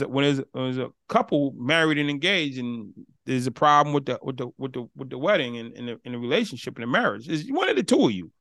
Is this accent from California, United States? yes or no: no; Boston, Massachusetts, United States; I'm from Boston